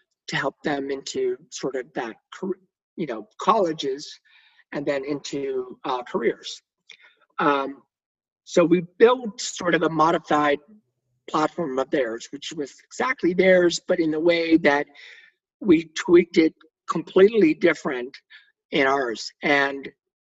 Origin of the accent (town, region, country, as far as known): Texas, United States; born or raised there